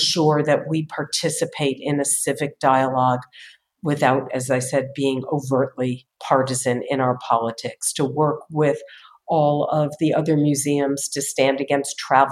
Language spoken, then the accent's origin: English; New Haven, Connecticut, United States; moved away; also born or lived in Boston; I grew up in New Haven, Connecticut